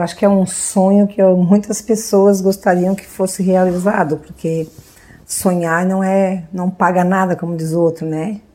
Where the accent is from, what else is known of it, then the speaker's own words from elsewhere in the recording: Orleans, Santa Catarina, Brazil; also born or lived in Urussanga; Eu sou natural de Uruçanga, mas a gente só, só nasceu lá e veio pra cá, né? Veio pra Orleans